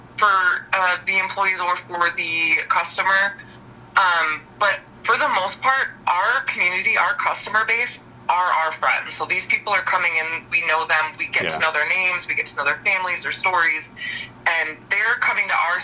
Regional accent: Detroit, Michigan, United States; moved away as an adult; now in Livingston County, United States; I'm originally from the Metro Detroit area

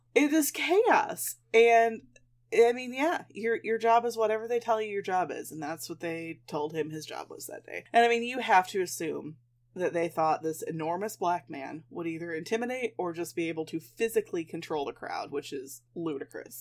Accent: Midwest, United States; I'm a Midwesterner.

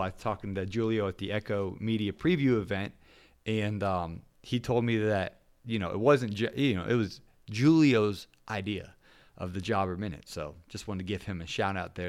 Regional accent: Ohio, United States; moved away; I'm originally from Ohio

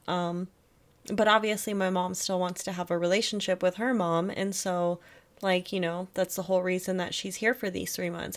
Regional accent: Germany; moved away; I was born in Germany.

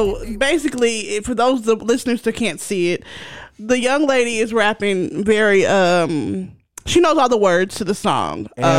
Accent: Philadelphia, Pennsylvania, United States; from Philly.

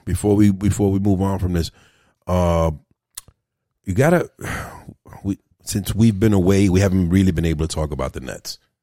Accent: New York City, New York, United States; growing up in Brooklyn

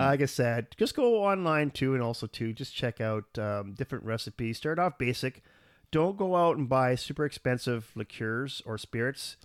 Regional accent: Canada; we're a Canadian

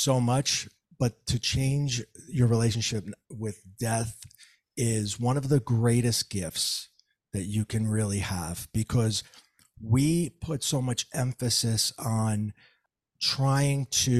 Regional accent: New Jersey, United States; And sorry for all the four letter words because I'm from Jersey.

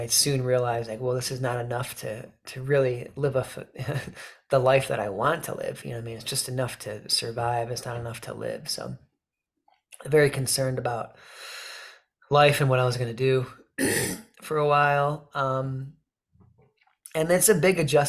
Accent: Michigan, United States; growing up in Michigan here.

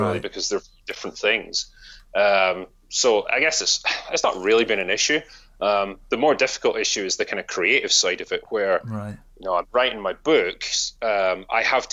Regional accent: Scotland, United Kingdom; growing up in Scotland

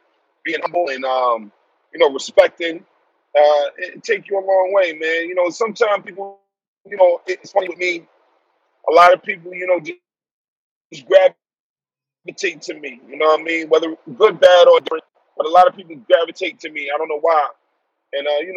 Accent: New York City, New York, United States; also born or lived in Texas; I'm originally from Brooklyn, New York. Born and raised.

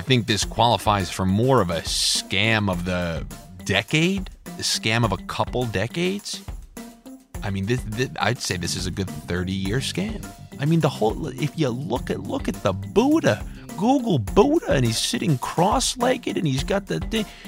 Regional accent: New York, United States; Growing up in New York

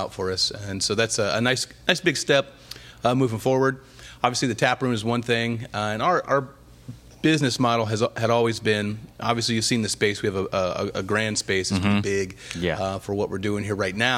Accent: Indiana, United States; also born or lived in Ohio; now in Florida, United States; I was born in Ohio, okay. Raised mostly in Indiana, and then I've been in Florida longer than I was in Indiana now.

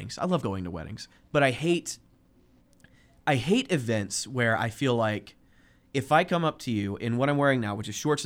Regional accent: central Georgia, United States; Growing up in Georgia, growing up in the center of the state of Georgia

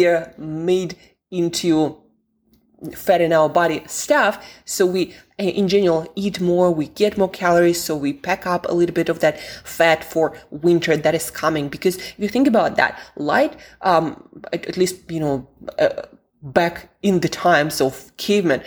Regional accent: Siberia, Russia; moved away; also born or lived in London; I'm from Siberia, Russia originally, and I spent quite some time in London

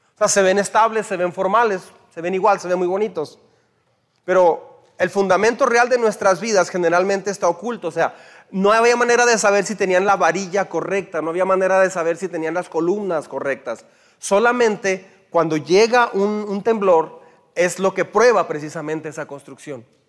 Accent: Mexico; como mexicanos

